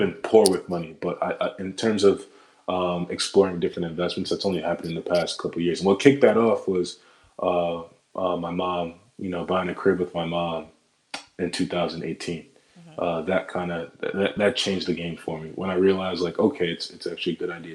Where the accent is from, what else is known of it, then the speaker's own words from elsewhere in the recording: New Jersey, United States; moved away as an adult; now in Queens, New York, United States; I'm not from Queens. Like, I'm from Jersey, born and raised in Jersey. But now that I live here, it's like, okay, it's my home